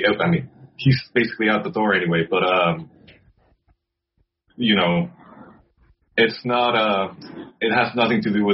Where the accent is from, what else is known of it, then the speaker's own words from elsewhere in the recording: Querétaro, Mexico; Querétaro, my hometown